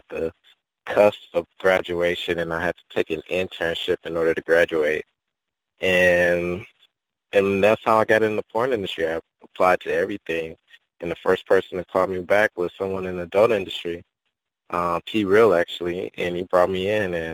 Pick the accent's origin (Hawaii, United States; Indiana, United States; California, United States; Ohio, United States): Ohio, United States; Cleveland; I'm from Cleveland. I grew up in Miles Heights and did my childhood in that area